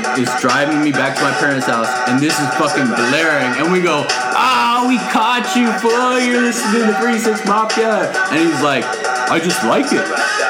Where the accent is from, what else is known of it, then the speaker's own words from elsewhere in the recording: Midwest, United States; I'm from the Midwest.